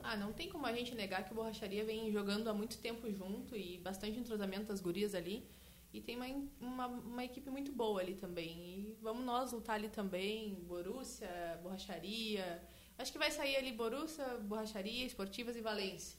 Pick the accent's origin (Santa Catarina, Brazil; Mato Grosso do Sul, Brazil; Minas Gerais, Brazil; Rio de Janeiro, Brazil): Santa Catarina, Brazil; now in Canguçu, Brazil; Eu não sou de Canguçu, sou natural de Santa Catarina